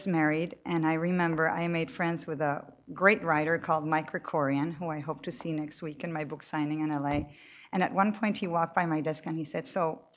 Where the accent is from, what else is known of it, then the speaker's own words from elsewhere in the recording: Cali, Valle del Cauca, Colombia; I grew up in Colombia. I'm born and raised there.